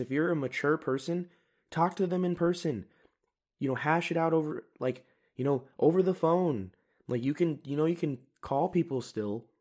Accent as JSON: {"language": "English", "country": "United States", "said": "I am an American"}